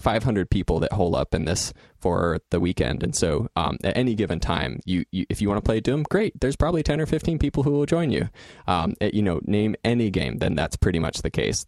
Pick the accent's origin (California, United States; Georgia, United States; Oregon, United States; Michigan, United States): Oregon, United States; Salem, Eastern; I moved from Eastern Oregon to Salem uh, when I was about 10